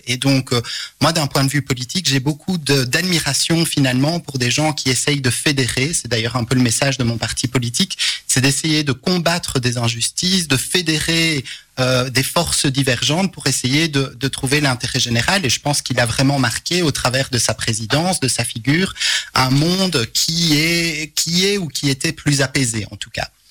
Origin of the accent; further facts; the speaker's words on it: Charleroi, Wallonia, Belgium; je suis né à Montigny-sur-Sambre